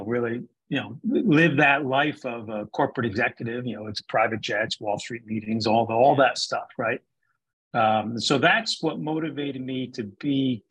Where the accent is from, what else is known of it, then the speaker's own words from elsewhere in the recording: New Jersey, United States; I grew up in New Jersey